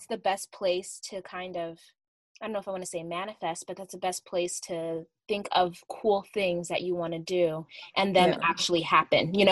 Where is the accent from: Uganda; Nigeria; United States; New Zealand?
Uganda; I'm from Uganda